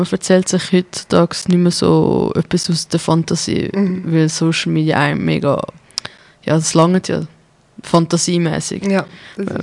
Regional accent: Thun, Bern, Switzerland; Ich bin 29 und komme aus der Region Thun.

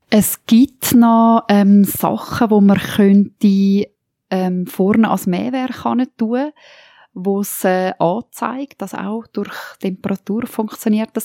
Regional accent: Toggenburg, St. Gallen, Switzerland; bei uns in Toggenburg

